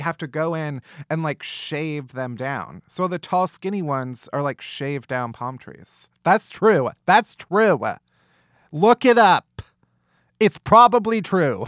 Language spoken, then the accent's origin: English; Midwest, United States; I'm from the Midwest. Growing up, we always had tornado drills in school